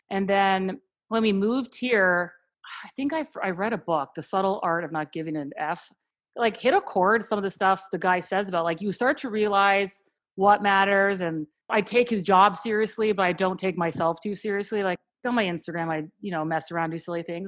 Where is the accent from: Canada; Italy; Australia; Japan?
Canada; moved away as an adult; also born or lived in Philadelphia; now in United States; I'm actually from Canada, and we met in Philadelphia